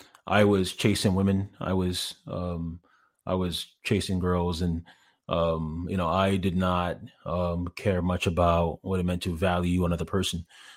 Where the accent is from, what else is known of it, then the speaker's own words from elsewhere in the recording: Ghana; born there; moved away; also born or lived in Canada; I mentioned that I was born in Ghana, and I said I moved with my family to Canada.